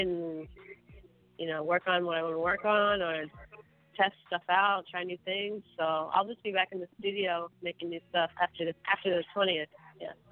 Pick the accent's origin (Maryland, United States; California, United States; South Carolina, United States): Maryland, United States; also born or lived in Brooklyn, New York; now in Los Angeles, United States; I'm originally from Maryland. Um, but I claim New York. Mm. I, I lived in mm. Brooklyn for about nine years. I, I feel like I grew up there